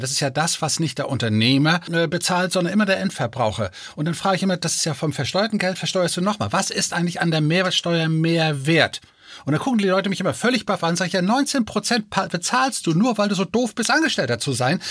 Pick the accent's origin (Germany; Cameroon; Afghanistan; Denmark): Denmark; moved away; Ich bin ja gebürtiger Däne.